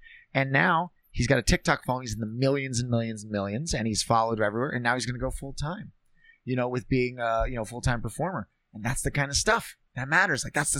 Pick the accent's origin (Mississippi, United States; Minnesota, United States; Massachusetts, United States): Minnesota, United States; Minneapolis; also born or lived in Bozeman, Montana / Las Vegas, Nevada; I'm from Minneapolis and Bozeman, Montana and Las Vegas.